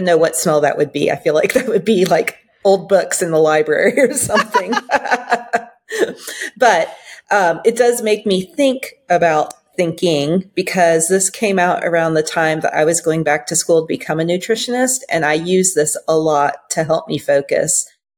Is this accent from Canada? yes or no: no; Belgium; I grew up overseas in Belgium and in Flemish, and I assume Dutch as well.